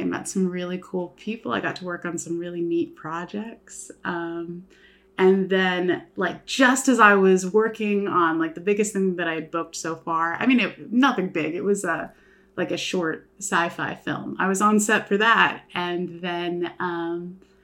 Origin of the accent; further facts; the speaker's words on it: Houston, Texas, United States; moved away as an adult; also born or lived in Los Angeles, California; now in Norman, United States; I am from Houston, Texas, kind of like cheer mom suburbs. Like, everyone has a pool or a trampoline in their backyard